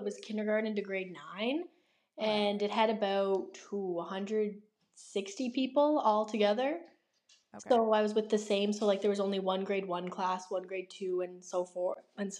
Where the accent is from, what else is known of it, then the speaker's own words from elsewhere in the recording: Crapaud, Prince Edward Island, Canada; now in Borden-Carleton, Canada; So I grew up in Crapo.